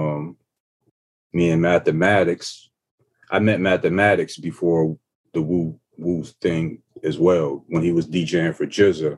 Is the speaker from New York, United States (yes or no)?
no; Ohio, United States; I'm coming from Ohio, small town.